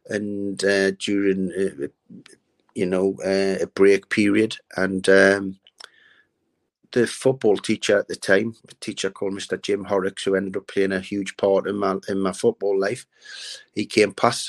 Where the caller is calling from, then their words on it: Liverpool, North West England, United Kingdom; I'm currently in Liverpool at the moment.